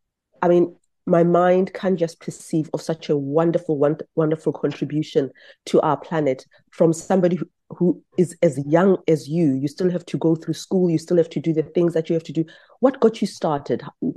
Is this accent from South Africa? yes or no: yes; South Africa; I'm a South African